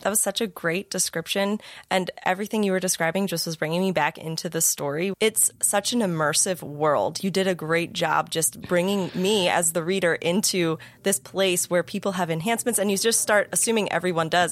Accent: United States; I was born and raised in America, in the same part of America.

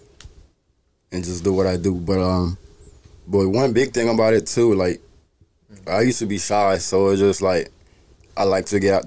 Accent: Haiti; moved away; also born or lived in Maryland, United States; I was born in Haiti

